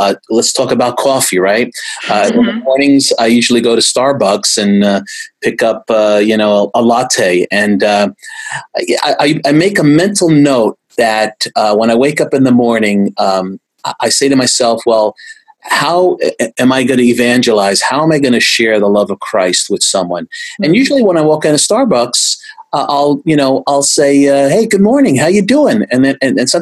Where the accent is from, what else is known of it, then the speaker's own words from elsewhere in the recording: United States; I'm first generation. My parents came over in 1955 and got married in 56, and I was born shortly thereafter in America